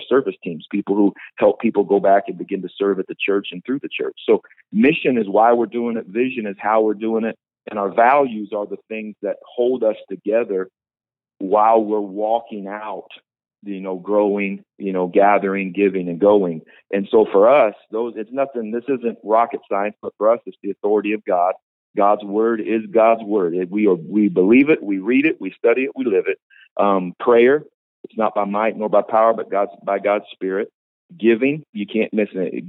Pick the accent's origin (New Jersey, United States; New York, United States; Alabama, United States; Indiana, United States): Indiana, United States; also born or lived in Tulsa, Oklahoma; now in Visalia, United States; I'm from Indiana